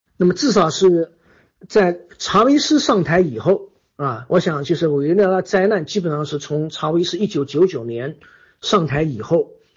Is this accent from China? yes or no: yes; China; 因为我们是从计划经济过来的，啊，我们的经济权利不受保护